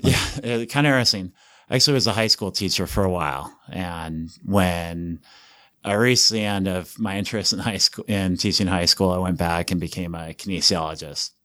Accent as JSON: {"language": "English", "town": "Estes Park", "region": "Colorado", "country": "United States", "tie": "born or raised there", "also_born_or_lived": "Kansas / California", "moved": "as an adult", "lives_now": "Utah, United States", "said": "I grew up in Estes Park"}